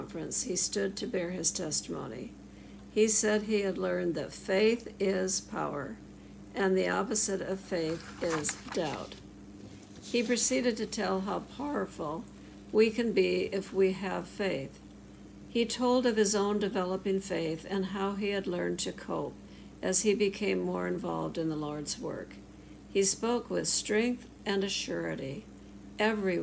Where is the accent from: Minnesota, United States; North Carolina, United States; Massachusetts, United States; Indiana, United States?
Minnesota, United States; Rochester; I grew up in Rochester, Minnesota